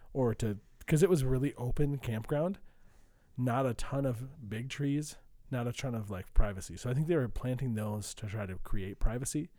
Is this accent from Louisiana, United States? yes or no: no; Saint Joseph, Minnesota, United States; I'm from Saint Joseph, Minnesota